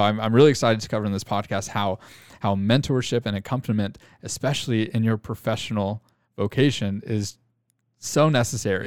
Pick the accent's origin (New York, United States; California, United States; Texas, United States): Texas, United States; Arlington; now in Grapevine, United States; born and raised in the Arlington, Texas area, but I live, uh, in Grapevine